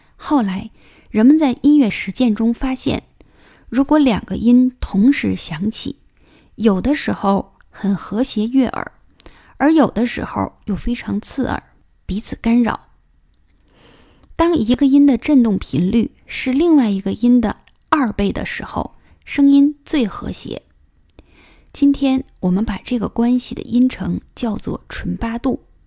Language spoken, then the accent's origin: Chinese; China; 我们中国人